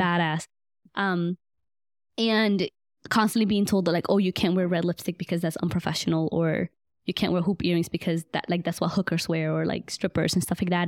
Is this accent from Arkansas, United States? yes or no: no; Buford Highway, Georgia, United States; also born or lived in Guatemala; I grew up on Buford Highway," which is literally, like, fifteen minutes away from Emory